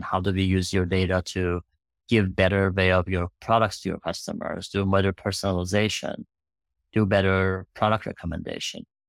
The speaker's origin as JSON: {"language": "English", "country": "Iran", "tie": "born or raised there", "moved": "as an adult", "lives_now": "United States", "said": "I grew up in Iran."}